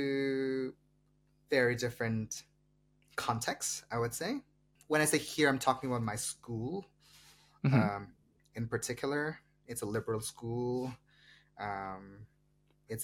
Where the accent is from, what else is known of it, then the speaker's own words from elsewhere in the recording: Meghalaya, India; English is a second language; moved away; even in a state like mine, even in a small state like mine, Meghalaya